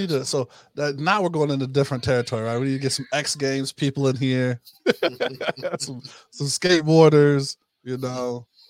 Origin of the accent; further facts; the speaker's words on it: Ohio, United States; moved away; I spent some time in the Midwest as well when I was growing up in Ohio